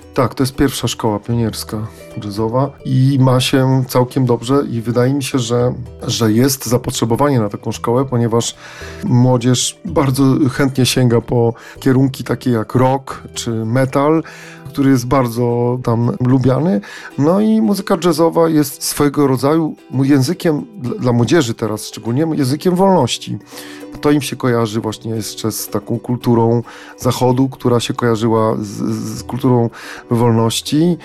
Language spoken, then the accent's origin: Polish; Poland; my z Polski